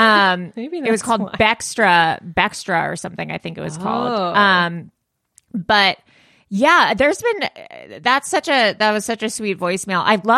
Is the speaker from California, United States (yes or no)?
yes; Los Angeles, California, United States; I grew up in Los Angeles